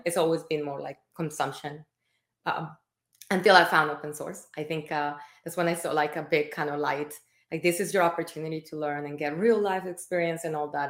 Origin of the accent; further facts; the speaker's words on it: Colombia; moved away; I am Latin American. I'm from Colombia